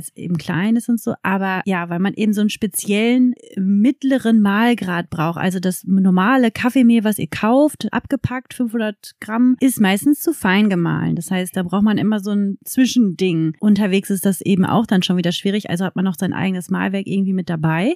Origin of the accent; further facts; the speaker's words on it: Germany; uns Deutschen